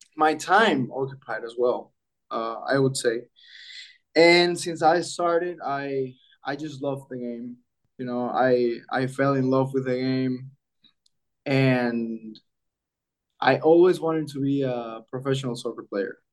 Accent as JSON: {"language": "English", "town": "Santa Cruz de la Sierra", "region": "Santa Cruz", "country": "Bolivia", "tie": "born or raised there", "also_born_or_lived": "Iowa, United States", "moved": "as an adult", "said": "I was born here in Santa Cruz de la Sierra, Bolivia"}